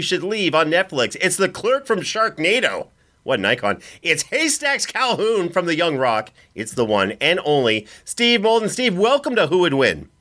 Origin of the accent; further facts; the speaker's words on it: Canada; I'm from Canada